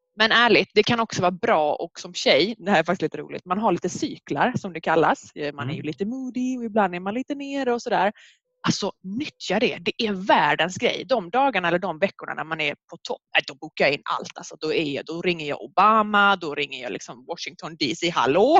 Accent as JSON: {"language": "Swedish", "region": "Skåne", "country": "Sweden", "accent": "mixed Skåne and Norrland", "said": "jag är från Skåne men min pappa är från Umeå, Norrland, så min dialekt är himla blandad"}